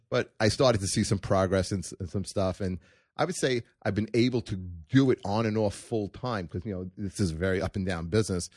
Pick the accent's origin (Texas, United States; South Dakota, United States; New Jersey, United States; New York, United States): New York, United States; New York City; also born or lived in Canarsie, Brooklyn / Manhattan, New York; now in Staten Island, United States; I was born in Brooklyn